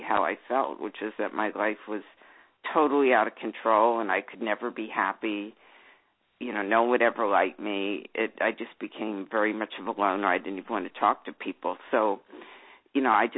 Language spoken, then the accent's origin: English; Philadelphia, Pennsylvania, United States; I grew up in Philadelphia